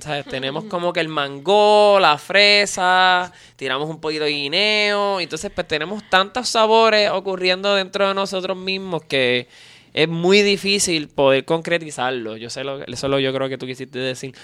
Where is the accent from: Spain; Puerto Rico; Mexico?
Puerto Rico; en Puerto Rico yo soy como básicamente como un alien, este, soy puertorriqueño